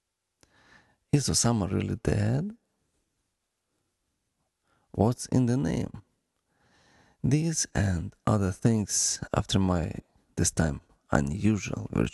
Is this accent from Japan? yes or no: no; Ukraine; accent: Ukrainian; English is a second language; my Ukrainian accent